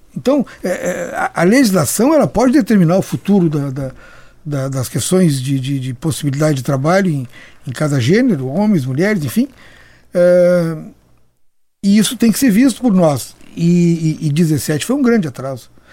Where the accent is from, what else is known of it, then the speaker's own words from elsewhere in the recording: Porto Alegre, Rio Grande do Sul, Brazil; Eu sou de Porto Alegre